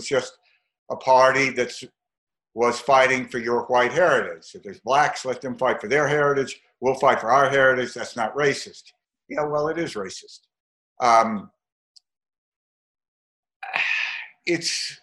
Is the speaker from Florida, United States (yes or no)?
no; Mississippi, United States; I'm from Mississippi. I'm a seventh generation Mississippian